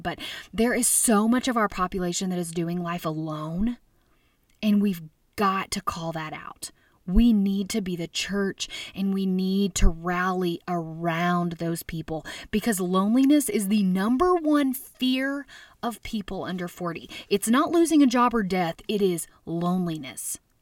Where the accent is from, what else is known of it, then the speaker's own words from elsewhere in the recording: Little Rock, Arkansas, United States; I grew up in Little Rock, Arkansas